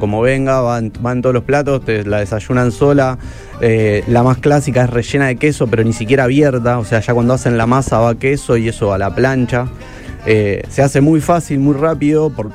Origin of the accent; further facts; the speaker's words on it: Argentina; Nosotros como argentinos